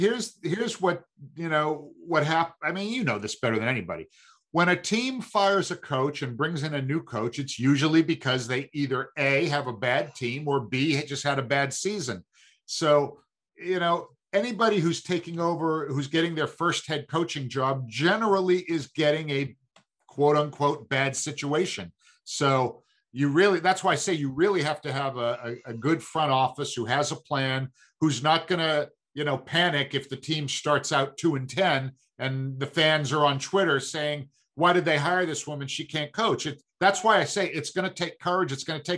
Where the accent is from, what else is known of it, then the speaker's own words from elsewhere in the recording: Brooklyn, New York, United States; listen, I grew up in Brooklyn. All that mattered was, could you play or could you not play?